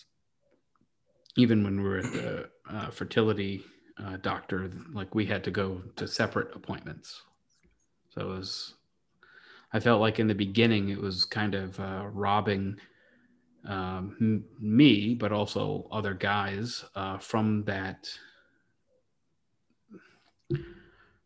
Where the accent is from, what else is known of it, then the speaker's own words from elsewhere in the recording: Rhode Island, United States; none of us had heavy Rhode Island accents growing up